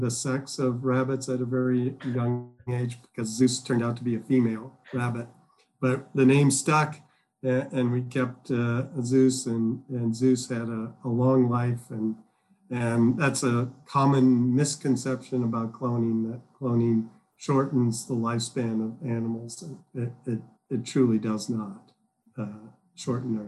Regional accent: Midwest, United States; moved away as an adult; also born or lived in Illinois / Massachusetts; now in Georgia, United States; I grew up in the Midwest

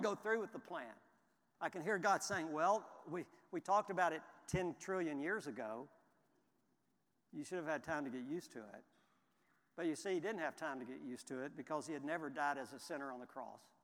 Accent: Houston, Texas, United States; I grew up in Houston, and it was my team.

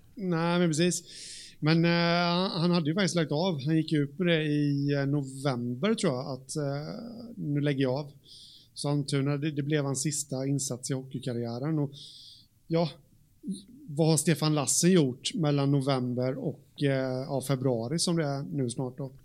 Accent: Jönköping, Jönköping County, Sweden; där jag kommer ifrån, eh, här, Jönköping

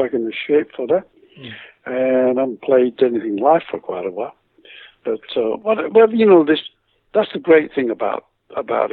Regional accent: Leeds, Yorkshire and the Humber, United Kingdom; moved away; Was my hometown and is my hometown, always will be.

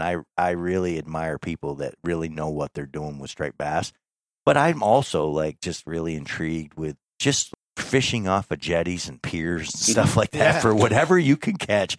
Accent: North Country, Adirondacks, New York, United States; growing up in the North Country in the Adirondacks, I didn't have access to like all the saltwater fishing.

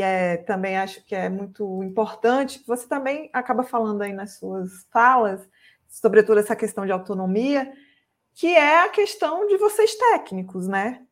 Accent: interior of Bahia, Brazil; Eu sou do interior da Bahia

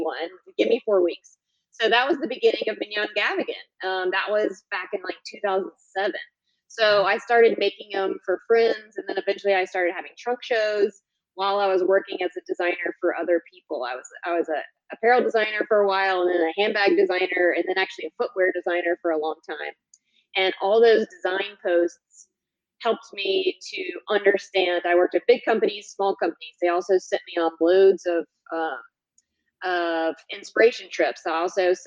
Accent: North Carolina, United States; I'm originally from North Carolina, went to UNC

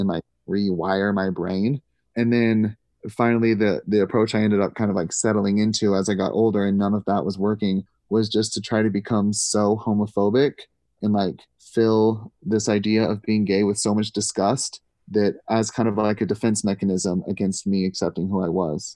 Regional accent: Missouri, United States; I grew up in Missouri

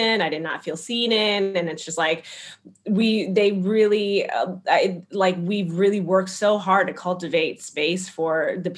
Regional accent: Minneapolis, Minnesota, United States; moved away as an adult; now in Chicago, United States; I'm from Minneapolis, Minnesota originally

